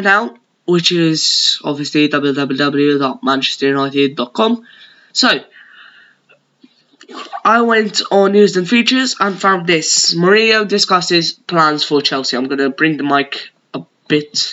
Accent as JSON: {"language": "English", "country": "Malta", "accent": "Maltese", "said": "my native Maltese accent"}